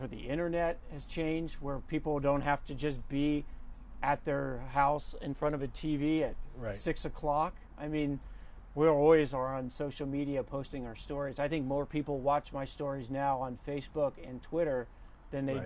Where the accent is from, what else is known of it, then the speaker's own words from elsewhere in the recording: outside of Philadelphia, Pennsylvania, United States; also born or lived in Ohio; now in Los Angeles, United States; born in Ohio, but raised mostly outside of Philadelphia.